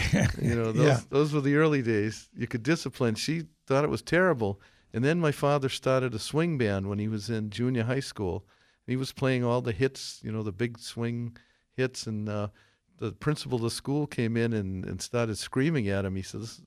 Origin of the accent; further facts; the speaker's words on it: Millis, Massachusetts, United States; we're from Millis